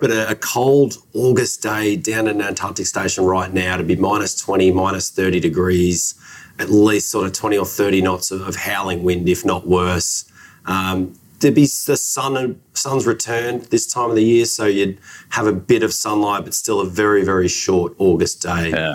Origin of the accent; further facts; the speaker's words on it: Australia; I'm Australian